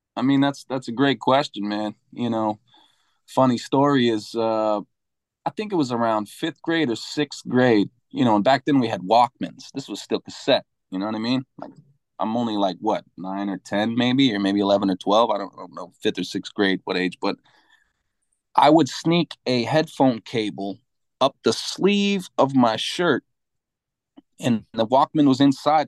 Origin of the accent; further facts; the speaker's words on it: Salt Lake City, Utah, United States; moved away as an adult; now in New York, United States; growing up in Utah is where I'm from. Salt Lake City